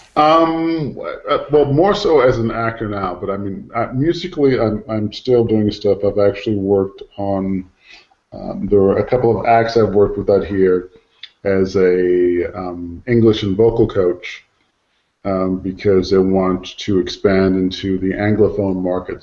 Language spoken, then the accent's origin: English; United States; moved away; as an American